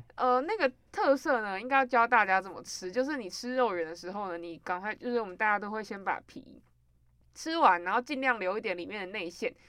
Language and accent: Chinese; central Taiwan, Taiwan; 我跟 Gary 呢，都是属于中部人